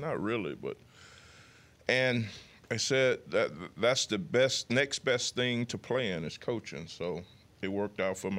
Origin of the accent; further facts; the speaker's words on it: United States; moved away; my hometown is fifty miles away from Mobile